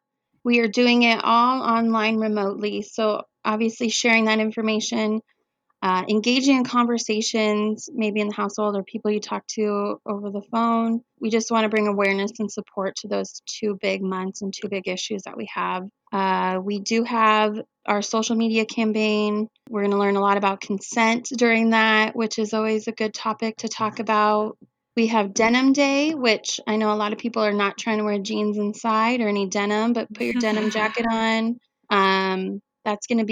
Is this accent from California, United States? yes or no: no; Coeur d'Alene, Idaho, United States; I'm from Coeur d'Alene, and this community has always been amazing